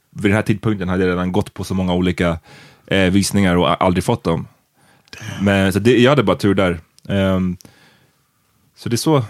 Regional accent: Stockholm, Stockholm County, Sweden; jag bodde hemma tills jag var 25. Mm. Eh, för att jag är från Stockholm

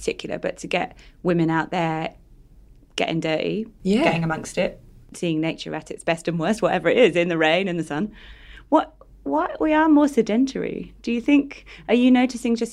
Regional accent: United Kingdom; I grew up in Britain, not nowhere near the sea

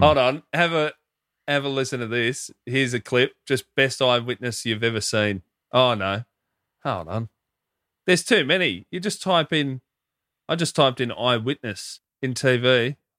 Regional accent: Hoppers Crossing, Victoria, Australia; growing up in Hoppers, a lot of Filipino mates.

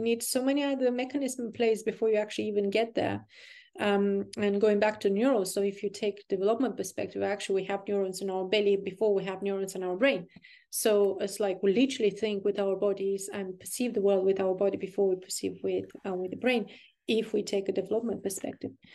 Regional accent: Burgundy, Bourgogne-Franche-Comté, France; I'm from Burgundy

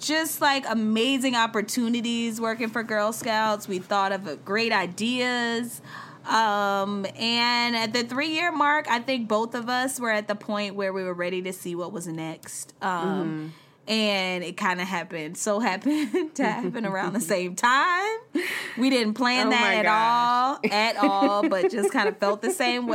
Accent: South Carolina, United States; moved away as an adult; also born or lived in Charlotte, North Carolina; I'm from South Carolina, a straight up like country girl

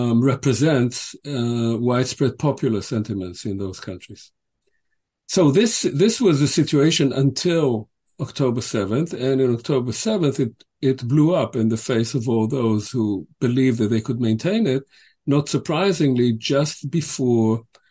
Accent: Israel; now in United States; I'm an Israeli. I was born in Israel. I was raised in Israel. I have many friends in Israel, family in Israel.

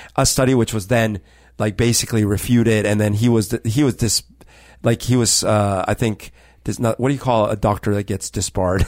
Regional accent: Colombia; now in Seattle, United States; when I was growing up in Colombia

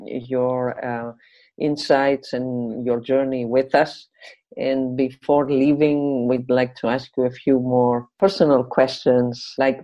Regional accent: Greece; my home country, Greece

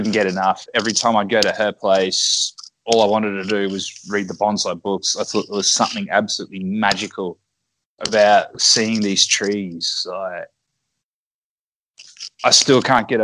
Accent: Brisbane, Queensland, Australia; moved away as an adult; now in Okazaki, Japan; I'm from Brisbane.

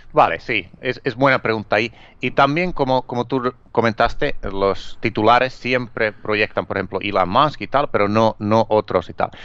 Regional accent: Finland; Spanish is a second language; also born or lived in Miami; now in Spain; originalmente soy de Finlandia y llevo, eh, viviendo aquí en, España, donde vivo ahora, a ver, como 18 años.

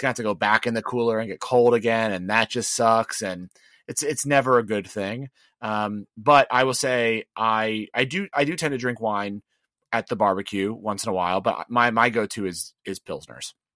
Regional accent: the South, United States; I'm from the real South

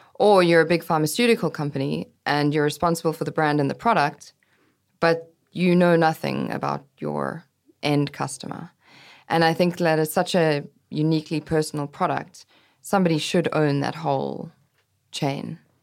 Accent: South Africa; moved away as an adult; also born or lived in London / New York; growing up in South Africa

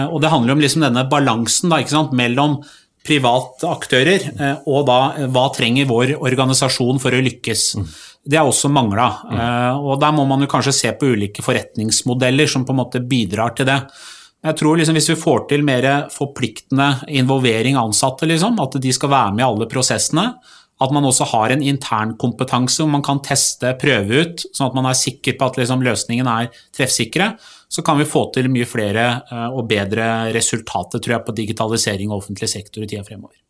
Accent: Drammen, Buskerud, Norway; jeg kommer jo fra Buskerud og Drammen

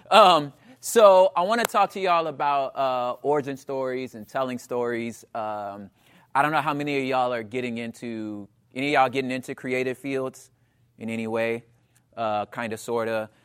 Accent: Los Angeles, California, United States; also born or lived in Portland / Oakland; I'm from South Central Los Angeles, um, and in and around California, the L A area, I've been there for most of my life

